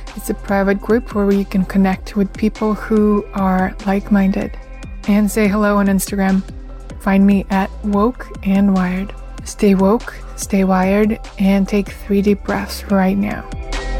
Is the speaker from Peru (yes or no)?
no; Russia; I'm from Russia and my parents gave me a lot of trust